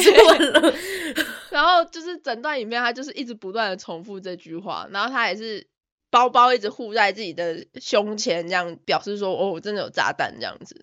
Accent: Taiwan; also born or lived in Melbourne, Australia; now in Australia; 我身为一个台湾人

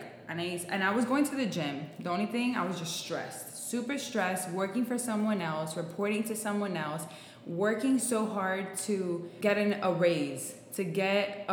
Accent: Miami, Florida, United States; I'm born and raised in Miami.

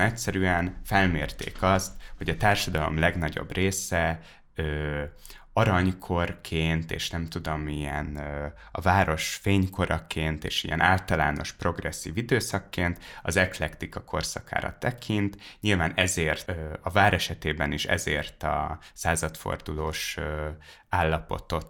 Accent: Hungary; now in Budapest, Hungary; én vidéki gyerek vagyok, és, uh, és amikor a Dunajváros felől a hatos útról megérkezik a busz

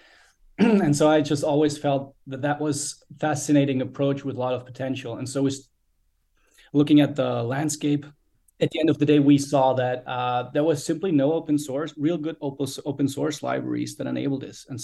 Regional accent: Austria; born and raised in Austria.

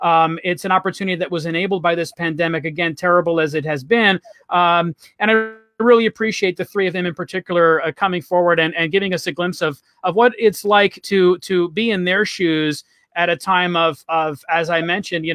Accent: New York City, New York, United States; moved away as an adult; now in Tampa, United States; born and raised in Brooklyn

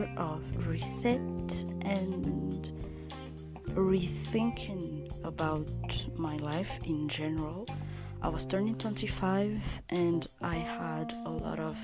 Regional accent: Madagascar; I was born and raised in Madagascar

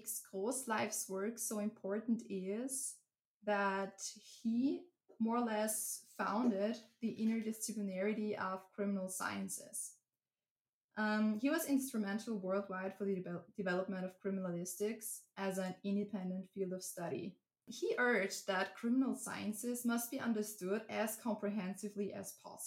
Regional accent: Upper Styria, Austria; also born or lived in Graz, Austria; So I'm originally from a very small town in Upper Styria. So I'm from Austria

